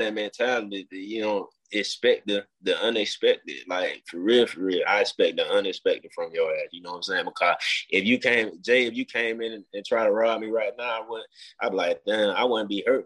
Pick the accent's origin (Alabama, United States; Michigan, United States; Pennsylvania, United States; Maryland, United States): Alabama, United States; Mobile; I grew up in Mobile, Alabama